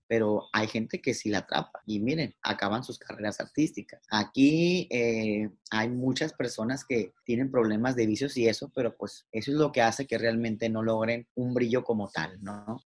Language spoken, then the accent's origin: Spanish; Mazatlán, Sinaloa, Mexico; moved away; also born or lived in Mexico City; yo me llevé, toda mi ropa como que si nunca fuera a volver a Mazatlán